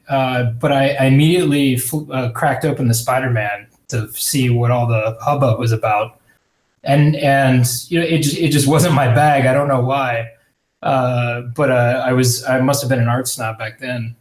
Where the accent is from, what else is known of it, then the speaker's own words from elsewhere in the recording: Houston, Texas, United States; growing up in Houston